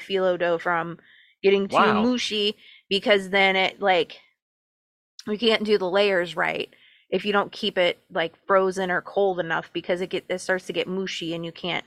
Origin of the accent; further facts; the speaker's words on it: United States; as an American